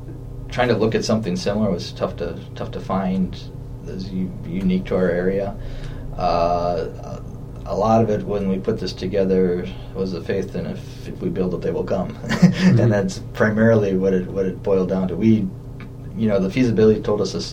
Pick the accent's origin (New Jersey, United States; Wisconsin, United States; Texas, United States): Wisconsin, United States; Coon Valley; I grew up in Coon Valley, right in Vernon County